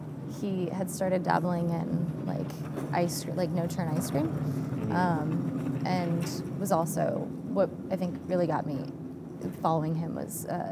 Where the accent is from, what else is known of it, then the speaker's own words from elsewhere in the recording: Atlanta, Georgia, United States; moved away as an adult; now in Charlotte, United States; I'm from Atlanta